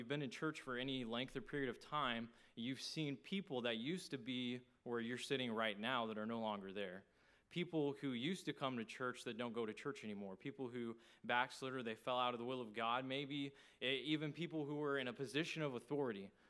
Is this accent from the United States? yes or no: yes; outside Paris, Texas, United States; moved away as an adult; now in Jacksonville, United States; I grew up in a small town in Texas. I tell everybody I'm from Paris, Texas, but that's not actually true. Where I grew up is outside of Paris, Texas